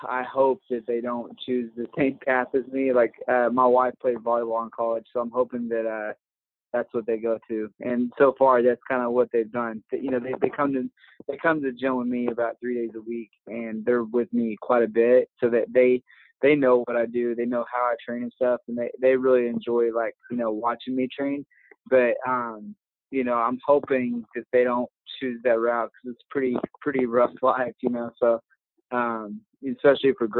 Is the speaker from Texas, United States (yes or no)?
yes; Dallas, Texas, United States; moved away; I grew up in around the Dallas area